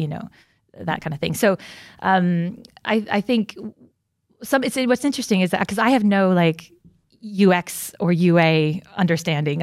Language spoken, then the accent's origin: English; United States; moved away; I'm originally from America